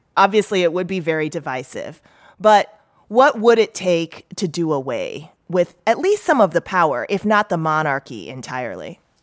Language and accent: English; United States; I'm so American